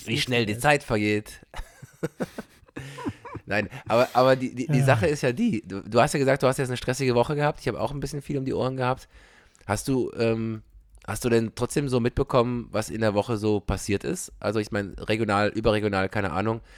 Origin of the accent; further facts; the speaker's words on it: Belgium; moved away; also born or lived in Germany; als Belgier